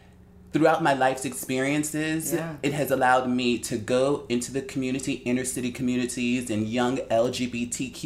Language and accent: English; Newark, New Jersey, United States; moved away; also born or lived in Paris / London / Vienna, Austria / Antwerp, Belgium; I'm born and raised in Newark, New Jersey